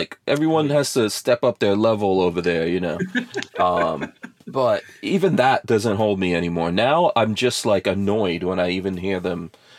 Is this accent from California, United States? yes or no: no; New York, United States; Even in my times of growing up in New York